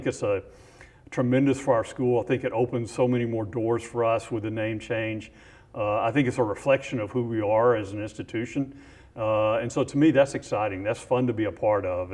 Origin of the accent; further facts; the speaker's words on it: Houston, Texas, United States; I grew up in Houston